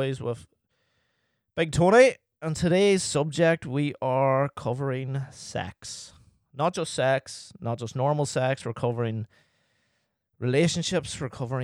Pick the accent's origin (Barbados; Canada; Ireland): Ireland; As Irish people in general